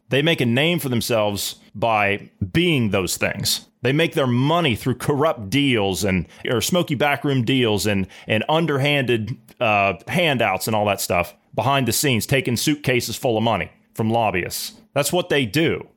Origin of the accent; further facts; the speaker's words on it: United States; us as the American people